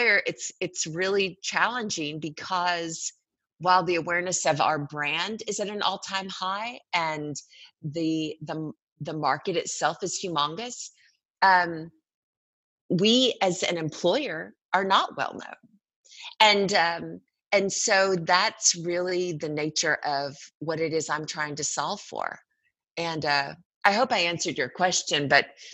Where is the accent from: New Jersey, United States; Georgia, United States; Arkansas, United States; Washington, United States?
Arkansas, United States; I grew up in Arkansas